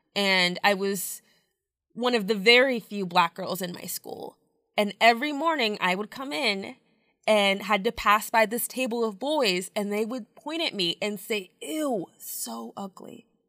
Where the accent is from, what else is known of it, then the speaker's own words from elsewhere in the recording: Midlothian, Texas, United States; Midlothian, Texas, which is just outside of Dallas